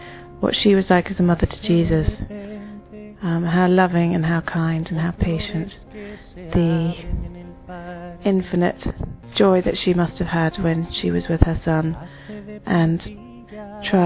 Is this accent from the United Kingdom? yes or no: yes; England, United Kingdom; I'm from England